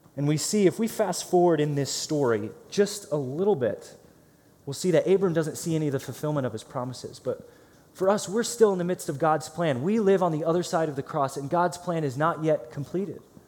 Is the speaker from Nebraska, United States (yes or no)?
no; Green, Ohio, United States; moved away; I grew up in Akron, Ohio, so a suburb of Akron called Green, Ohio